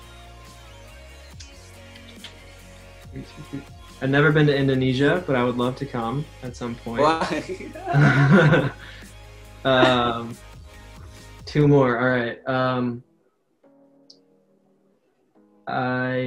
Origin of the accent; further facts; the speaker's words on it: Portland, Oregon, United States; moved away; also born or lived in Boston; I grew up in Portland, Oregon, which is kind of a small city